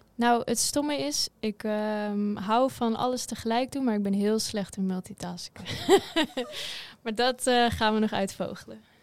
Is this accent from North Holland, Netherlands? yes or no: yes; Assendelft, North Holland, Netherlands; moved away as an adult; also born or lived in Wageningen; now in Huissen, Netherlands; Ik kom uit Ozaan en dat ligt bij Amsterdam in de buurt. Daar ben ik opgegroeid